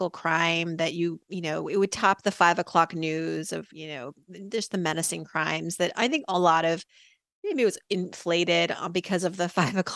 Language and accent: English; Worcester, Massachusetts, United States; born there; i am the daughter of immigrants from iran they moved here my parents in the late 70s and I was born in 1980 in Worcester, Massachusetts.